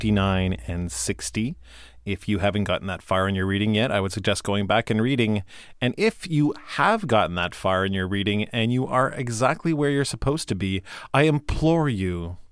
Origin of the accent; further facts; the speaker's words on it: Canada; We are Canadian, so honor has a U.